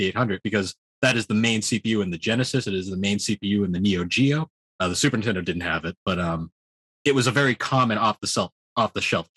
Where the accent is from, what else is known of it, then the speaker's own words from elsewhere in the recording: New England, United States; I'm in New England. In my hometown, I was the one weird kid with a PlayStation.